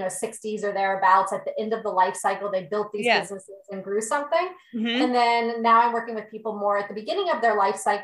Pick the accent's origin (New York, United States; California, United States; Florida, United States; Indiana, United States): Florida, United States; Boca Raton; I'm from Boca Raton, Florida